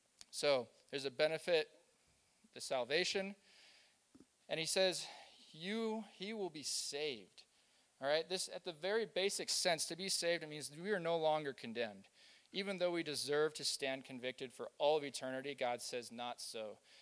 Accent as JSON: {"language": "English", "region": "Kansas", "country": "United States", "tie": "born or raised there", "said": "Now, I grew up in Kansas, and I had a friend, and he had a cousin who was Amish."}